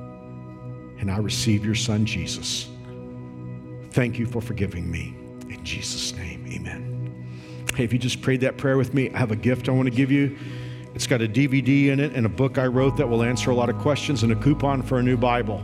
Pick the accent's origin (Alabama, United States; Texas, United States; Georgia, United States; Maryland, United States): Texas, United States; Fort Worth; When I was a kid growing up in Fort Worth, you know, I grew up in a traditional church